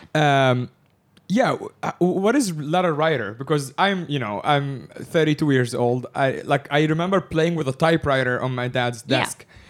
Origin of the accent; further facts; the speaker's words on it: Egypt; I'm from Egypt